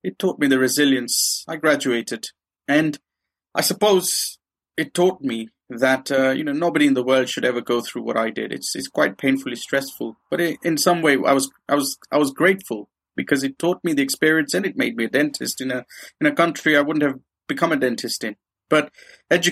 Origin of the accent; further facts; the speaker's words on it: Kenya; moved away as an adult; now in United Kingdom; I grew up in Kenya